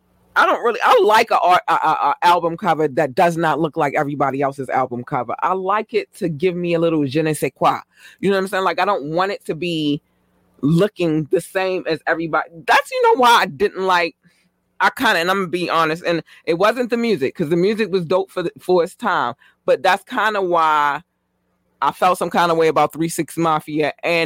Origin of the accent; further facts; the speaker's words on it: North Carolina, United States; If you don't know, I'm originally from North Carolina, so I'm gonna show them love regardless.